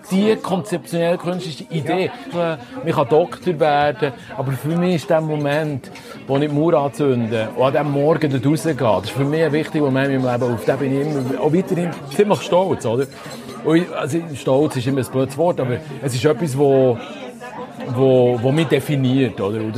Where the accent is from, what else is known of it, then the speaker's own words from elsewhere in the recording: Switzerland; Hey, schau, ich bin Schweizer und wir stehen dazu und darum schreibe ich jetzt Schweizerdeutsch.